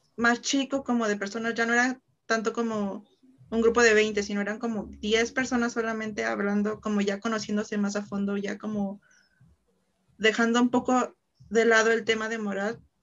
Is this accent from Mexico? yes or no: yes; Mexico; tres somos mexicanas